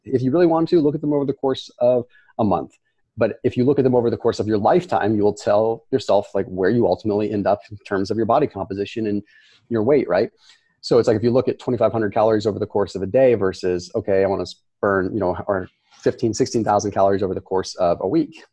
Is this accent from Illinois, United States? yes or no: no; Sonoma, California, United States; I was born and raised in Sonoma, California.